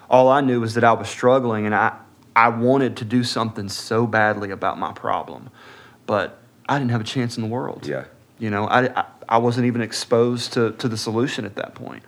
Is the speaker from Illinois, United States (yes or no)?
no; Atlanta, Georgia, United States; also born or lived in Birmingham, Alabama; I was born in Birmingham, Alabama, uh, March 31st, 1982. Um, moved to Atlanta, just north of Atlanta, Gwinnett County, uh, when I was about six months old